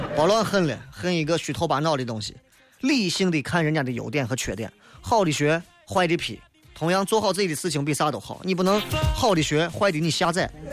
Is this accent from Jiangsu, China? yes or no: no; Xi'an, Shaanxi, China; 拿咱们陕西人来讲，拿西安人来讲，我们需要有更加向前看的理性态度